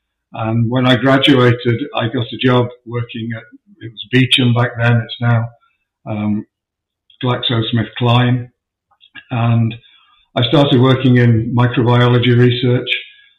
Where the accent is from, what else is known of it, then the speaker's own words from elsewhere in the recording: Sheffield, Yorkshire and the Humber, United Kingdom; moved away as an adult; also born or lived in Dorking, Surrey; now in Exton, United States; Okay, well, I was born and raised in Sheffield in Yorkshire in the north of England. I lived there until I was 35 years old